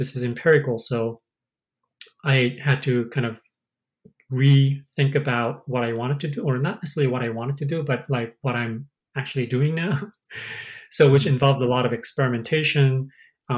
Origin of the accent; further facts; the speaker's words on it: South Korea; moved away as an adult; I'm originally from Korea, and I didn't know when whether I'm going to be stay here or go to Korea